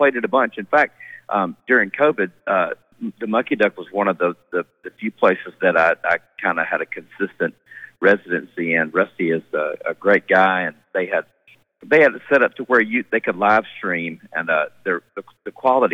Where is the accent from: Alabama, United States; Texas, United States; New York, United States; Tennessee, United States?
Alabama, United States; I'm originally from Alabama